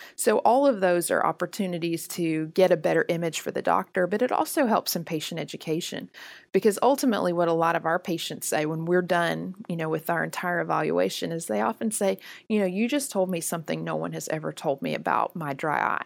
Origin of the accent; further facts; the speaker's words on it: the South, United States; I'm from the South.